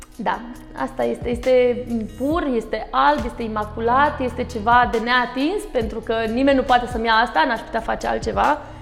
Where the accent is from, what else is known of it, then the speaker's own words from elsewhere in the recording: Galați, Galați County, Romania; un copil de 10 ani, într-un oraș nu foarte mare, nu eram în capitală, da, eu sunt gălățeancă